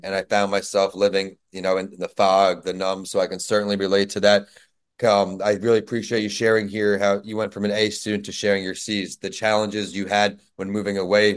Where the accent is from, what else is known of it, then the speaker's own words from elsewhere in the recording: New York, United States; moved away; my home state, New York